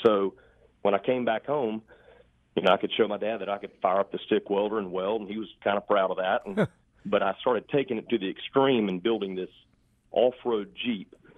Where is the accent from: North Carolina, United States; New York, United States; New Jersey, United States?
North Carolina, United States; Charlotte; I grew up in Steel Creek